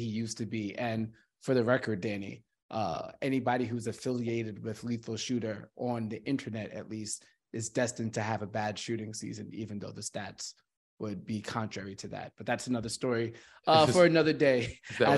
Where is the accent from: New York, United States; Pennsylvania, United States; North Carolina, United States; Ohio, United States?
New York, United States; moved away as an adult; also born or lived in Los Angeles; I'm actually living in New York again, my hometown